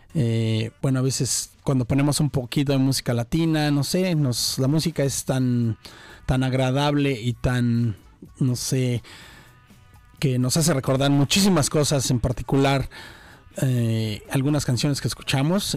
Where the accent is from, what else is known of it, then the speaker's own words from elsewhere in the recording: Mexico City, Mexico; now in Brisbane, Australia; una estación que escuchaba cuando era chico en la Ciudad de México